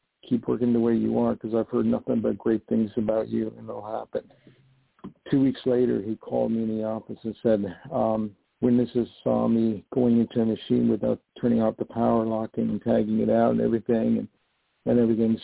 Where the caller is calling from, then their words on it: New York, United States; I'm calling from New York